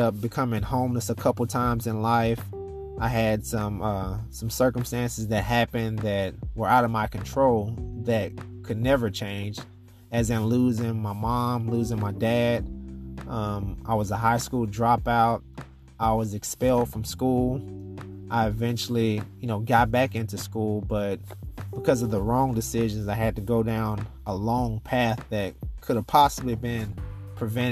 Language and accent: English; Nashville, Tennessee, United States; I grew up, born and raised in Nashville, Tennessee.